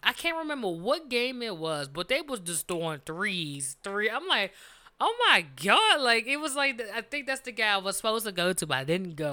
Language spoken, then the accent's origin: English; Washington, District of Columbia, United States; We are from Washington D.C.